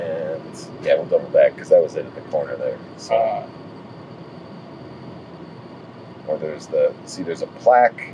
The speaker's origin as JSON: {"language": "English", "town": "Chicago", "region": "Illinois", "country": "United States", "said": "as a Chicagoan and Midwesterner"}